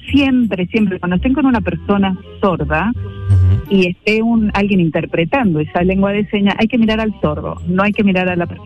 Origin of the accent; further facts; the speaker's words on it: Mendoza, Argentina; now in San Pedro Sula, Honduras; Eh, de Argentina. De Argentina.